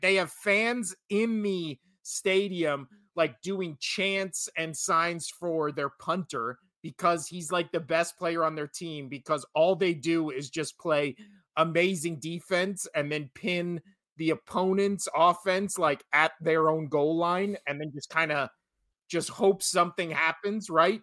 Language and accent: English; Las Vegas, Nevada, United States; U N L V is my hometown